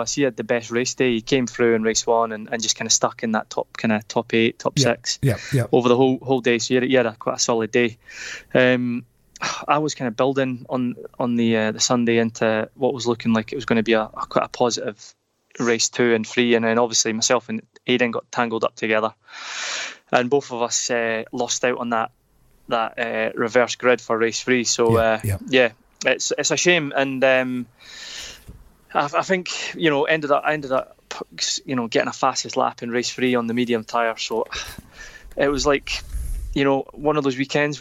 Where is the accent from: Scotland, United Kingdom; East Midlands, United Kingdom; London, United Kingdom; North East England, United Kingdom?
Scotland, United Kingdom; Kirkcaldy; I'm from Kirkcaldy.